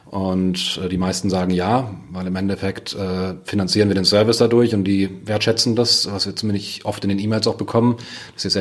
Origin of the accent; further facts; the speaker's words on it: Germany; sind Deutsche, wir mögen den Datenschutz.